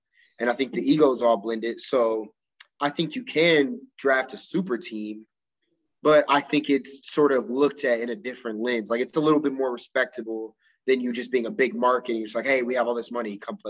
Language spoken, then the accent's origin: English; Milwaukee, Wisconsin, United States; I'm from Milwaukee